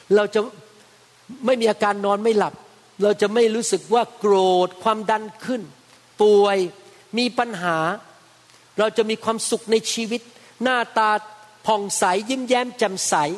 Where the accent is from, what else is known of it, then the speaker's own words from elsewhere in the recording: Bangkok, Thailand; moved away as an adult; now in United States; ผมเป็นคนไทย โตขึ้นมาในบ้านแต่จิ๋วนังเป็นคนแต่จิ๋วแต่จิ๋วนังโตขึ้นมาในบ้านคนจีน โตมาในซอยสองพระสี่พยา ไปโรงเรียนแพทย์ที่ประเทศไทย